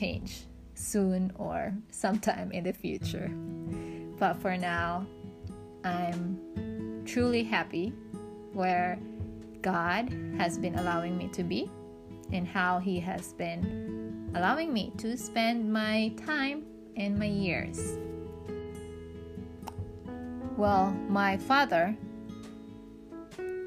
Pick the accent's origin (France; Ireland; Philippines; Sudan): Philippines; Mindanao; moved away as an adult; also born or lived in Luzon; now in China; I'm from the Philippines. I was born and raised in Mindanao